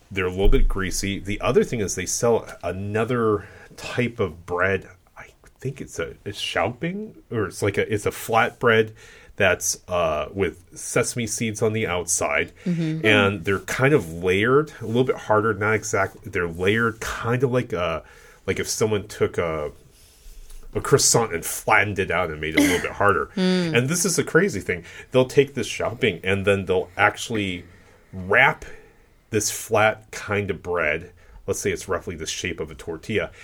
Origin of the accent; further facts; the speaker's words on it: Cleveland, Ohio, United States; I grew up in Ohio. I keep on saying this. I lived in the Cleveland area.